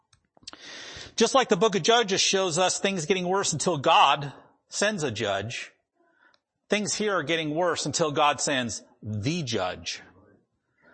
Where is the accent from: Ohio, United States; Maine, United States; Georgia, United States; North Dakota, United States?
North Dakota, United States; first language English; now in Washington, United States; where I grew up in North Dakota